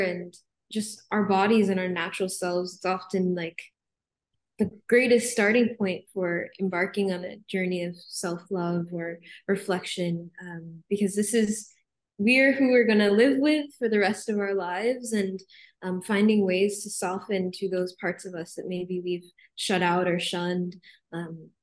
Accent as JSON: {"language": "English", "region": "Arizona", "country": "United States", "tie": "born or raised there", "moved": "yes", "said": "I grew up in Arizona"}